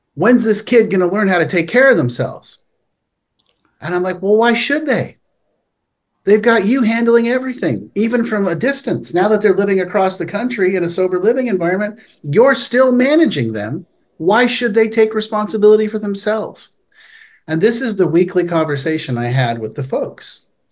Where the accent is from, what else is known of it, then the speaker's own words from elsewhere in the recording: Palo Alto, California, United States; I grew up in Palo Alto, California, uh, which is this wonderful town